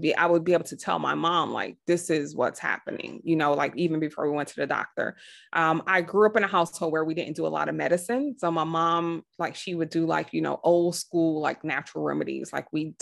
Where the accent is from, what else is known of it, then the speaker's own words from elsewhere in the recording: New York City, New York, United States; I grew up, I'm from Brooklyn, New York in the 80s.